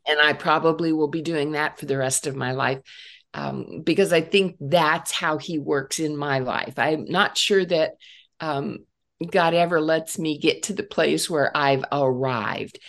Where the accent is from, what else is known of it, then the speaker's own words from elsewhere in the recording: Northeast Ohio, United States; I grew up in Northeast Ohio